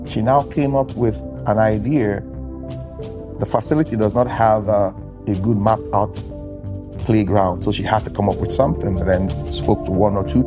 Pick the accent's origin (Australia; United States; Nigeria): Nigeria; I'm a Nigerian. I will always use my country as an example